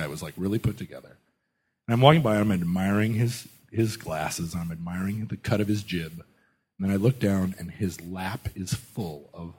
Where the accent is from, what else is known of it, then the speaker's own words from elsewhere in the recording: United States; You know, I'm an American.